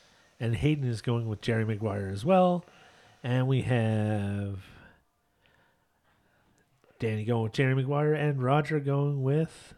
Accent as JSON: {"language": "English", "country": "Canada", "said": "we are Canadian"}